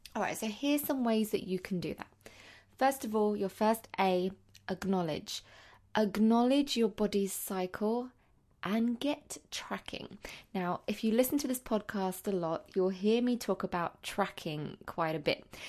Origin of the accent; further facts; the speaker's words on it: London, United Kingdom; I'm a teacher from London